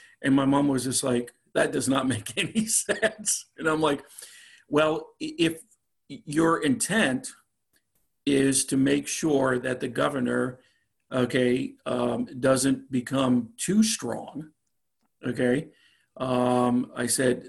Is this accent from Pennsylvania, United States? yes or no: yes; Pennsylvania, United States; now in Virginia, United States; my home state is Pennsylvania.